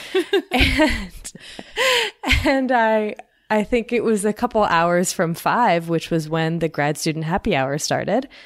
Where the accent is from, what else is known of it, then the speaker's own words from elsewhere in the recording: Kentucky, United States; also born or lived in Florida; I moved from Florida to Kentucky